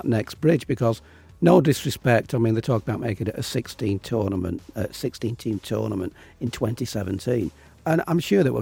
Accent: England, United Kingdom; me as an Englishman

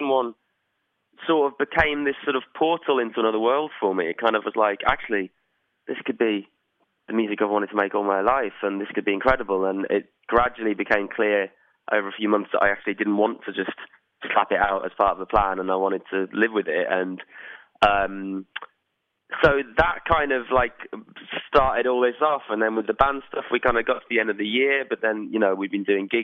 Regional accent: Birmingham, West Midlands, United Kingdom; also born or lived in Worcestershire; I'm from Worcestershire. Well, I'm from Birmingham, then Worcestershire.

